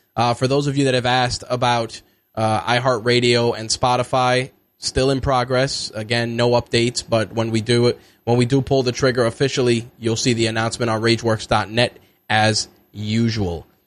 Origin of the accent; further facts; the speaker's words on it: New York, United States; As a New Yorker